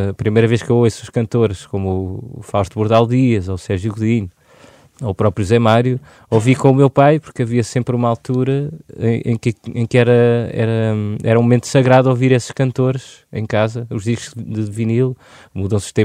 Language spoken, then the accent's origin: Portuguese; Lisbon, Portugal; born there; nasci aqui. Os meus avós já estavam cá em Lisboa.